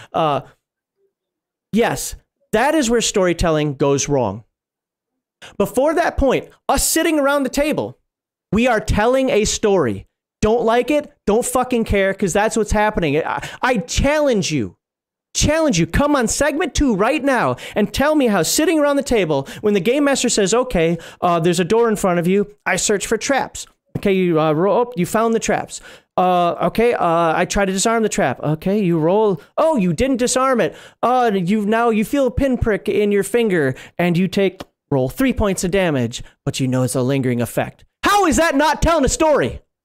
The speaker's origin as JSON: {"language": "English", "region": "Minnesota", "country": "United States", "moved": "as an adult", "lives_now": "Germany", "said": "I'm from Minnesota originally"}